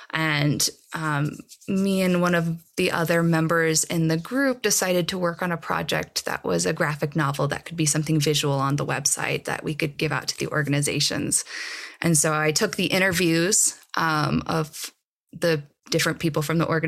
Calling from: Boulder, Colorado, United States; I am dialing in from Boulder.

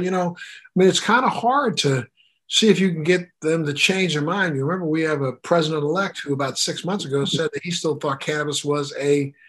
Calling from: Miami, Florida, United States

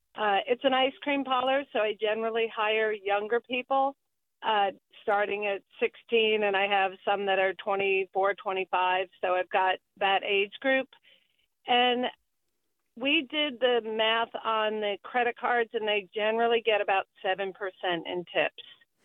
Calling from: Sebastopol, California, United States; Hello. I am calling from Sebastopol.

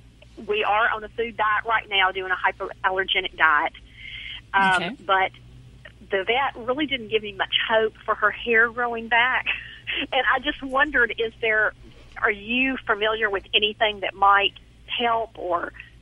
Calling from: Hernando, Mississippi, United States; From Hernando, Mississippi. It's about 15 miles south of Memphis.

